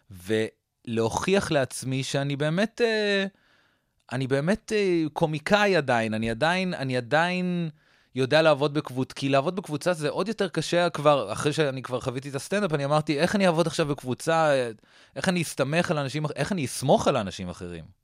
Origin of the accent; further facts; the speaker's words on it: Newton, Massachusetts, United States; גדלתי בניוטון, מסצ'וסטס. אוקיי. שזה פרברי בוסטון כזה, עיר...